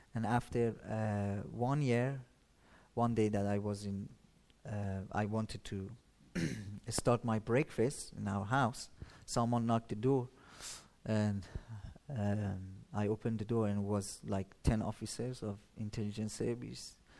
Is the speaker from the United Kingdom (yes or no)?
no; Shiraz, Fars, Iran; moved away; I'm from Iran, as you said, a city called uh, Shiraz